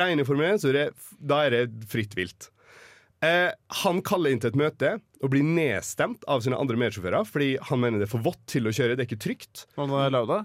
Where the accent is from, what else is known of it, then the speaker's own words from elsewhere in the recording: Oslo, Norway; moved away; also born or lived in Molde; Født i Oslo. Eh, migrert til eh, den lille, herlige fjellbyen Molde